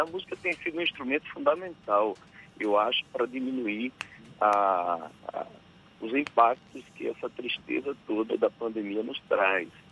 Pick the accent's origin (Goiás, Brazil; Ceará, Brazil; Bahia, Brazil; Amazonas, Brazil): Bahia, Brazil; Riachão do Jacuípe; vou estar em Riachão do Jacuípe, na minha cidade